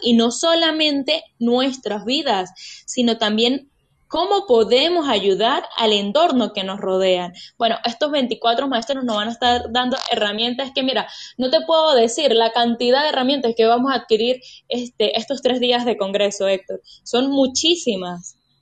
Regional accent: Mérida, Venezuela; Somos cuatro mujeres venezolanas, todas de acá de Mérida

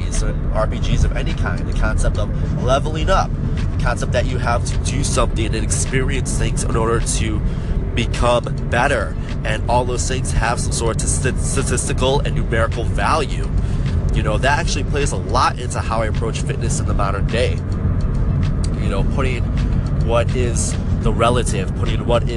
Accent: Chicago, Illinois, United States; I am from the Chicago area

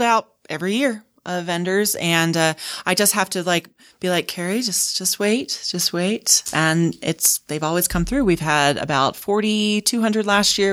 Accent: Houston, Texas, United States; now in Utah, United States; I grew up in Houston, in near the, not too far from the coast

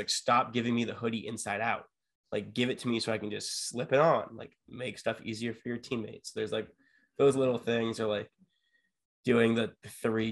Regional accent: San Diego, California, United States; I grew up in San Diego, California with a beach 5 minutes away from me

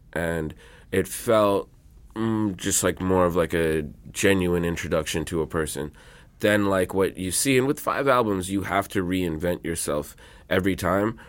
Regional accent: New York City, New York, United States; I grew up in Queens around Jamaican music and Latino music and rap and R and B

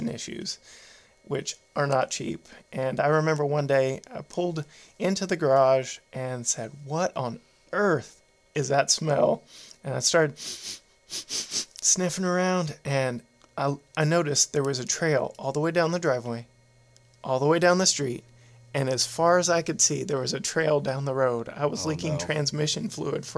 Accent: Tyler, Texas, United States; also born or lived in Houston, Texas; we moved from the Houston area to Tyler. And we were living in an apartment complex waiting for them to finish building our house

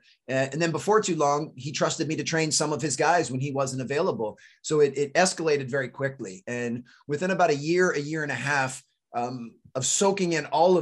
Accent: D.C., suburb of Maryland outside Washington, United States; also born or lived in North Carolina; I grew up right outside of Washington, D.C. in a suburb of Maryland.

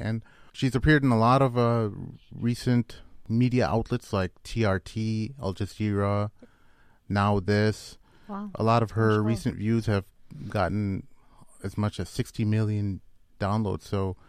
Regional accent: India; because I'm Indian and not very Bosnian looking at all, nor do I know any Bosnians, but you know, we're Muslims and we have this connection to our global Muslim community.

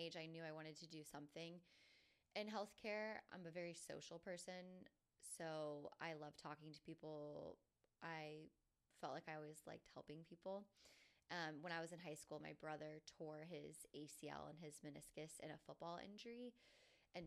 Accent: Jacksonville, Florida, United States; I was born and raised in Jacksonville, Florida

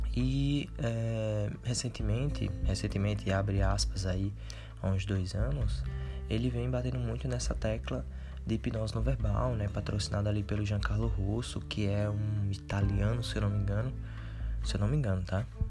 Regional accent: Paraíba, Brazil; eu sou da Paraíba

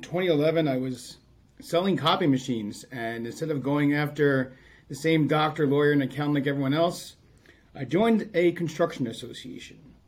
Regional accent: Long Island, New York, United States; I grew up on Long Island

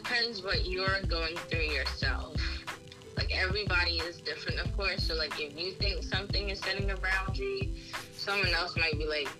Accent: Manchester, North West England, United Kingdom; now in Maryland, United States; like she said. I work in D.C. I live in Maryland. DMV girl, originally from Manchester, England.

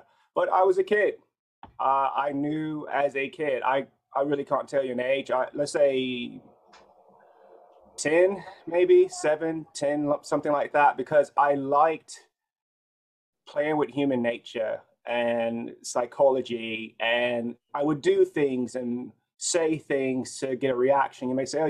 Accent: Chicago, Illinois, United States; born there; now in Los Angeles, United States; So I was born in Chicago. I'm currently located in Los Angeles, but I was born in Chicago.

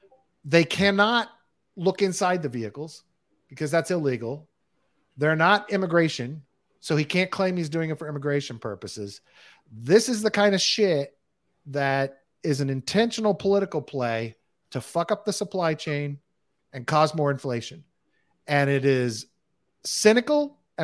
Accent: Texas, United States; It's pretty easy to be a fucking nut job in Texas. Let me tell you, I grew up

